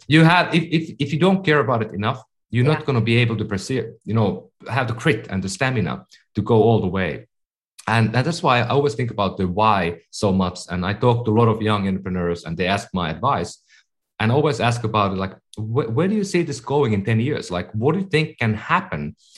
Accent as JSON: {"language": "English", "country": "Finland", "second_language": "English", "moved": "as an adult", "lives_now": "California, United States", "said": "I'm from Finland. That's why I speak at times funny. I've been living in California for 15 years"}